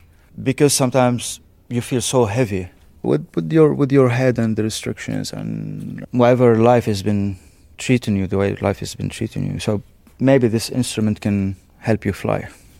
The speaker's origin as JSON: {"language": "English", "country": "Syria", "tie": "born there", "also_born_or_lived": "Lebanon", "said": "Well, I can't go to my home. I was born in Syria, and my family, we were cast out because of the Syrian regime during the 80s. And also when I was in Lebanon, even though I have a Lebanese nationality"}